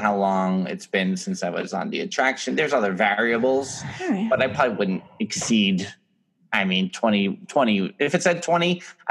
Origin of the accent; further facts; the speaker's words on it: New York, United States; accent: New York; My New York accent is all over the place.